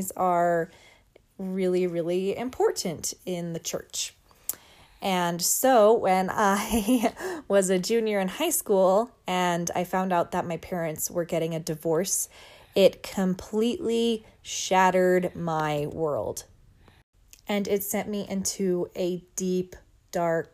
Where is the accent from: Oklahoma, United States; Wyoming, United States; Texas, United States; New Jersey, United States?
Wyoming, United States; I grew up in Wyoming, and so there were lots of mountains nearby